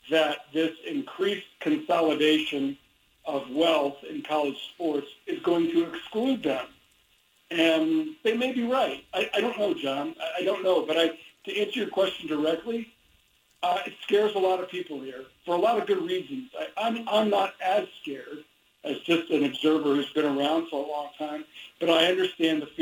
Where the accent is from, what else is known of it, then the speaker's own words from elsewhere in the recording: Midwest, United States; I know seasonal mood disorder is a real thing because I grew up in the Midwest and I know about those winters